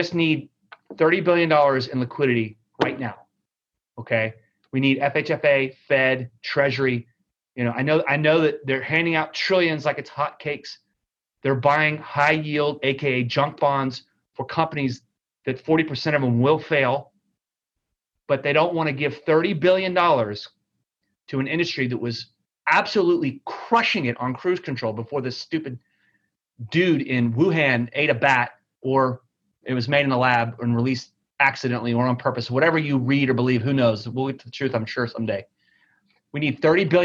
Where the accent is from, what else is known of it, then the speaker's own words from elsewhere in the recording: Texas, United States; I'm from Texas